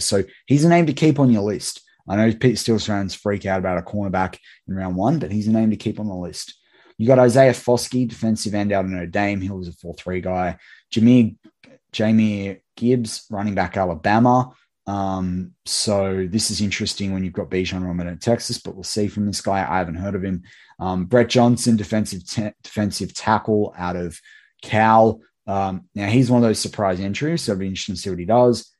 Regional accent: Sydney, New South Wales, Australia; my hometown of Sydney.

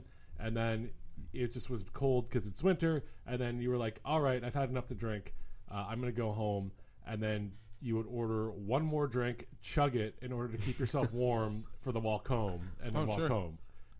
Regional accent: Philadelphia, Pennsylvania, United States; I'm from Philadelphia

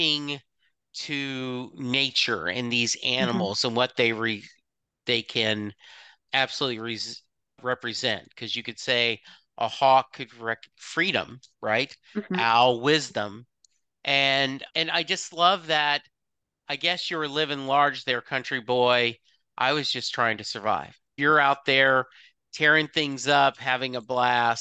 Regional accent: the South, United States; I was raised in the South.

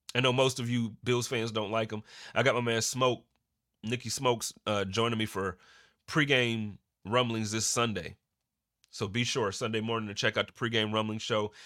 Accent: Buffalo, New York, United States; moved away as an adult; now in Phoenix, United States; growing up in Buffalo

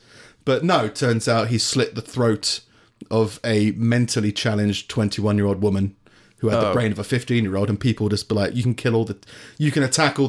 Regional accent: London, United Kingdom; I'm from London

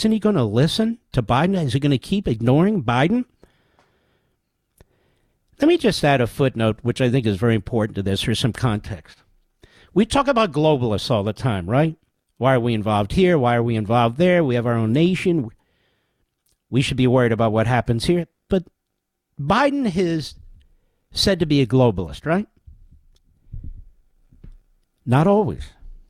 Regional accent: Cheltenham Township, Pennsylvania, United States; See, Jake Tapper's from Abington Township. I'm from Cheltenham Township. Those are neighboring townships.

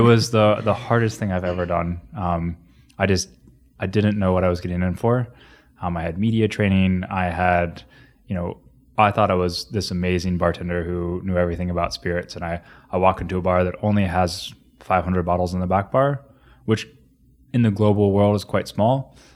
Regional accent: Grove City, Ohio, United States; moved away; also born or lived in Xenia, Ohio / Cincinnati / Columbus / New Zealand; so that's where I grew up

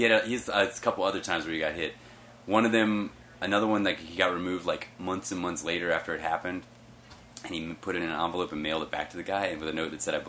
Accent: the South, United States; I grew up in the South, and I was living in the South. I lived in Texas during George Bush's presidency. I lived in Florida

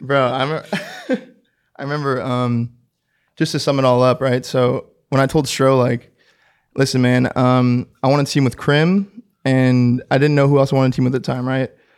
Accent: Orange County, California, United States; growing up in Orange County, the, the biggest city next to me would be L

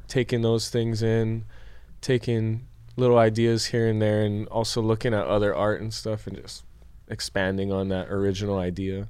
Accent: Hilo, Hawaii, United States; I'm from Hawaii. Right. I grew up in in Hilo, so I grew up surfing

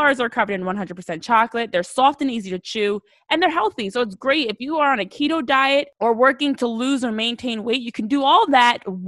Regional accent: New Jersey, United States; I'm from Jersey, born and raised in the area.

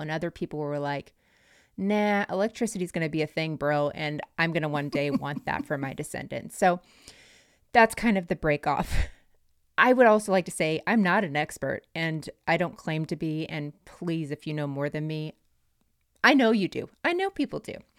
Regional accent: North Florida, United States; Where I'm from in North Florida, we had a bunch of Amish

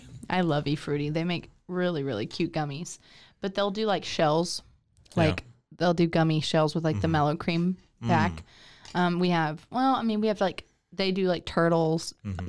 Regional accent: Texas, United States; Catfish, because I'm Texan.

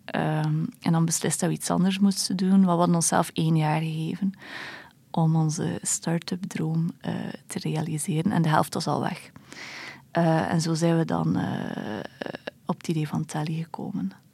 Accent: Belgium; als Belg

